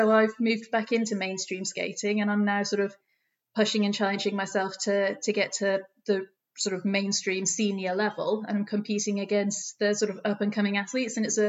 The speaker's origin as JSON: {"language": "English", "town": "Doncaster", "region": "Yorkshire and the Humber", "country": "United Kingdom", "said": "Being from the north, I'm from Doncaster. You can't tell because I went to university in the south, and if you talk like this at UCL, nobody takes you serious. So I had to lose the accent."}